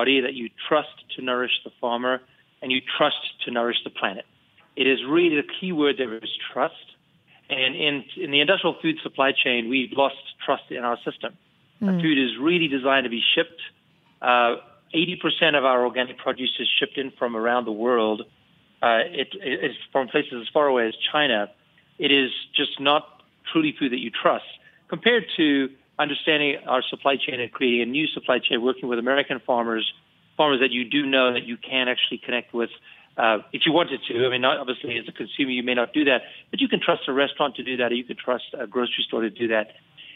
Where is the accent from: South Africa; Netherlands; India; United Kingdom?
South Africa; also born or lived in California / New York; now in Boulder, United States; I come from South Africa. I'm an immigrant